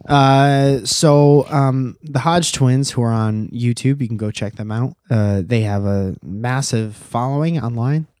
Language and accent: English; Connecticut, United States; now in California, United States; we're from Connecticut